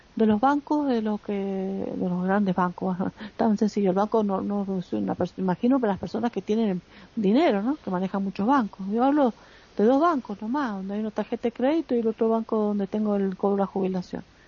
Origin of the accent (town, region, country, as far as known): Argentina